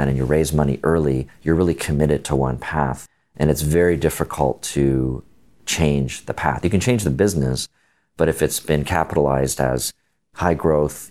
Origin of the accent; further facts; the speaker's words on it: Canada; I'm Canadian